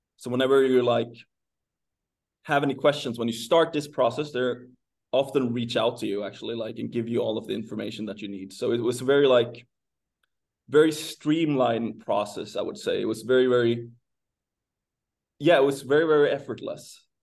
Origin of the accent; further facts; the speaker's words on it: Sweden; moved away as an adult; I'm from Sweden